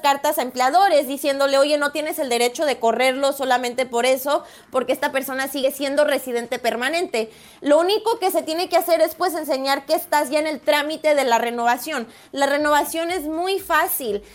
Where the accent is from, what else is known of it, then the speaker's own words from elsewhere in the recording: Guadalajara, Jalisco, Mexico; now in San Diego, United States; México, Guadalajara